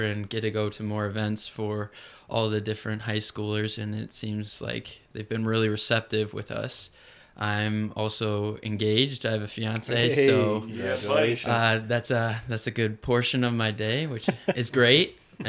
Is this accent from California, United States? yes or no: no; Lake Mills, Wisconsin, United States; I'm from Lake Mills, Wisconsin. I've been there my whole life. My parents are Todd and Donna